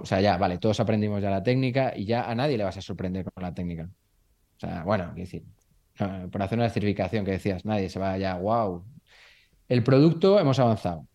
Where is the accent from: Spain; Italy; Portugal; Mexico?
Spain; Burgos, Castile and León; soy de Burgos